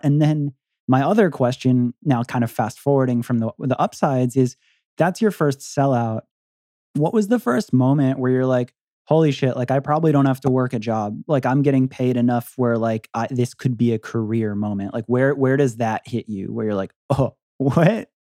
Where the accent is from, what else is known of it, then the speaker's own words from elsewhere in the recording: Philadelphia, Pennsylvania, United States; We're we're from Philly and we're in Detroit